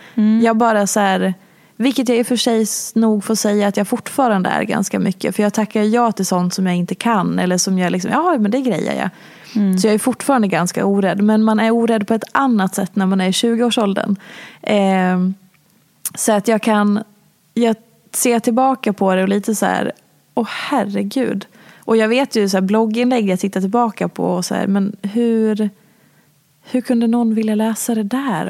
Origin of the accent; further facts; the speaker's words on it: Falun, Dalarna County, Sweden; jag är ju också från Dalarna